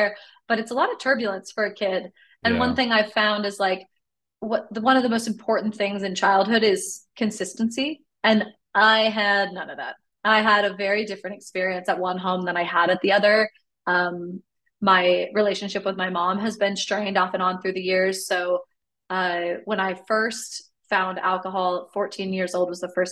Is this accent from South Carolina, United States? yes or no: no; Sacramento, California, United States; also born or lived in Carrollton, Texas; now in Texas, United States; as a kid growing up in California